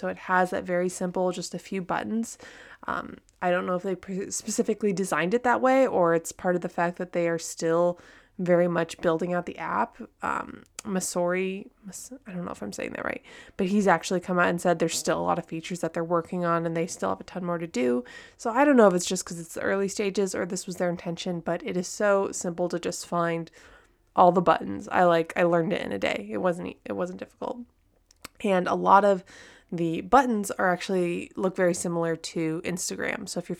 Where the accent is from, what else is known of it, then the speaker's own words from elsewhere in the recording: California, United States; also born or lived in France / Texas; now in Japan; I'm from Southern California. I've lived in France, Texas. I now live in Japan.